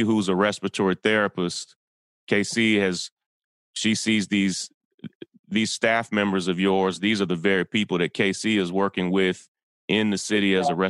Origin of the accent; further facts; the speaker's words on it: Kentucky, United States; Yeah, I grew up in a town in Kentucky, and we had a United Methodist Children's Home there